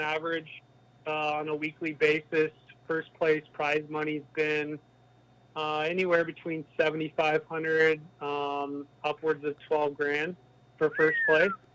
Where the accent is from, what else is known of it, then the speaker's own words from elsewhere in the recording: California, United States; moved away as an adult; now in Arizona, United States; growing up in California